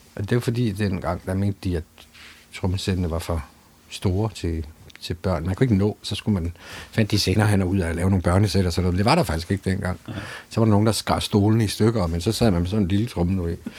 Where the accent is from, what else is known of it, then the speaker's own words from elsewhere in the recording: Aarhus, Central Denmark Region, Denmark; jeg kommer jo fra Aarhus Friskole